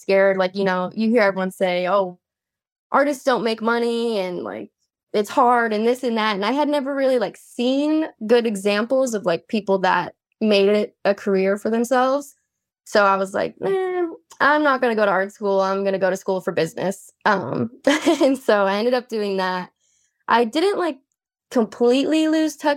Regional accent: Boston, Massachusetts, United States; moved away as an adult; now in Austin, United States; I'm actually from Boston, Massachusetts

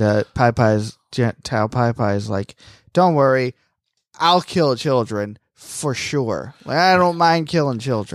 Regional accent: Florida, United States; moved away; also born or lived in North Carolina; I'm from Florida.

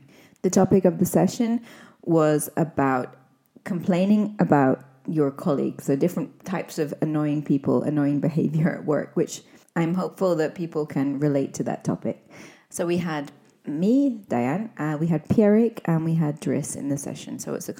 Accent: Scotland, United Kingdom; first language English; I'm an English teacher from Scotland and a devoted language learner.

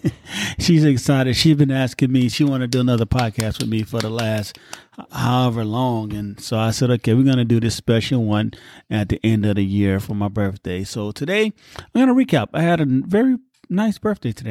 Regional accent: United States

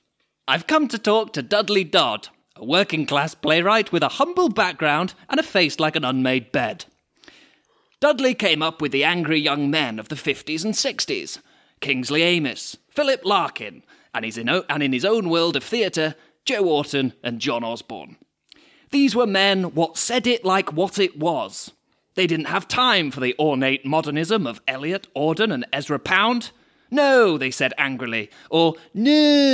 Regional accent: France; I grew up in France. Gorgeous.

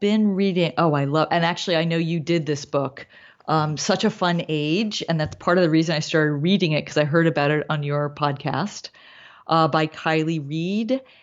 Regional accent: East Coast, United States; moved away as an adult; now in Los Angeles, United States; I came here in my twenties. I mean, not late, but I came here as an adult. Um, I grew up on the East Coast.

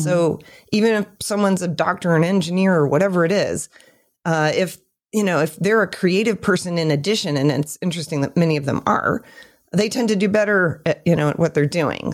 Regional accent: Michigan, United States; moved away; also born or lived in California; lived in Michigan for a long time.

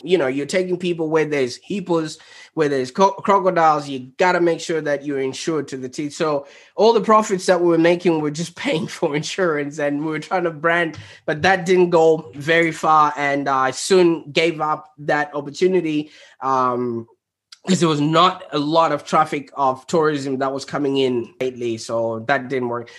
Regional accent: Zimbabwe; now in Melbourne, Australia; I was born in Zimbabwe

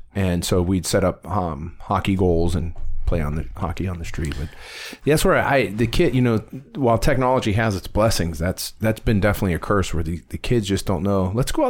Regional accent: Warren, Ohio, United States; When I was a kid, I grew up on Southern Boulevard. That whole neck of the woods was loaded with kids.

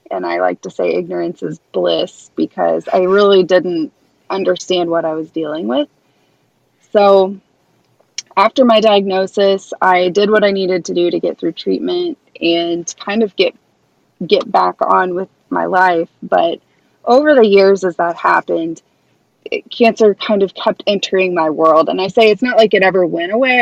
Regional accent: Kansas City, Missouri, United States; this Midwestern girl from middle of the country. Here I come from Kansas City, Missouri

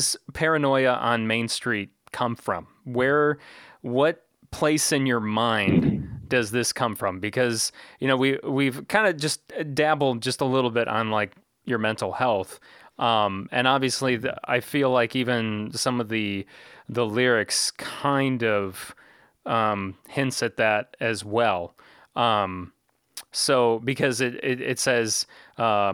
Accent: Manteno, Illinois, United States; one of the main streets in my hometown of Manteno

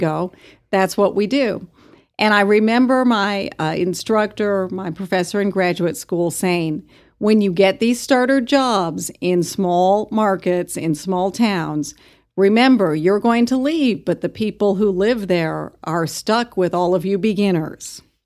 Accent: Albuquerque, New Mexico, United States; moved away as an adult; also born or lived in California / Stanford, California / Lawrence, Kansas / Roswell, New Mexico; now in Amarillo, United States; I was actually born in California, but I grew up in Albuquerque

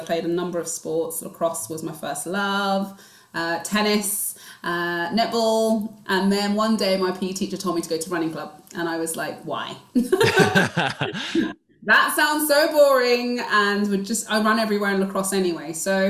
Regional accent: Nigeria; I'm Igbo Nigerian and we are very much academics, but we're also very creative.

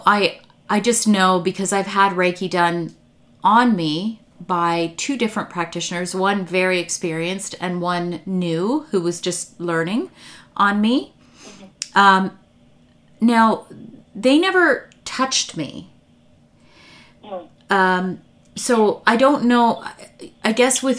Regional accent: Canada; I am born Canadian, but my parents are Croatian born, so I'm Croatian Catholic

